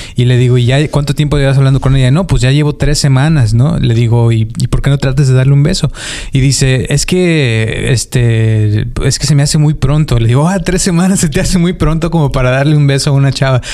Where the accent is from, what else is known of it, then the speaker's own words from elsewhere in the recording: Mexico; soy mexicano